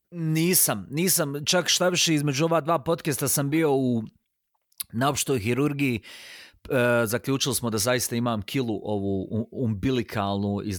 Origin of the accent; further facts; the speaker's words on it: Sarajevo, Federation of Bosnia and Herzegovina, Bosnia & Herzegovina; jer sam rođen u Sarajevu.